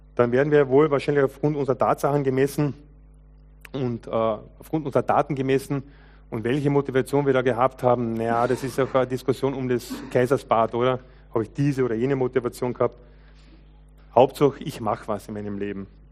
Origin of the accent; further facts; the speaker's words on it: Lower Carinthia, Austria; Ich bin ja als junger Mensch aufgewachsen im Kärntner Unterland, zweisprachiges Gebiet